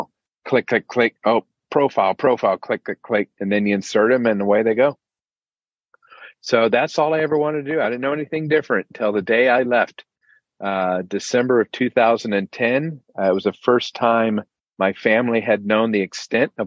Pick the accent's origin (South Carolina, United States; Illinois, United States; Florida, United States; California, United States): Florida, United States; Central; I grew up in Central Florida. My family's been here since the early 1800s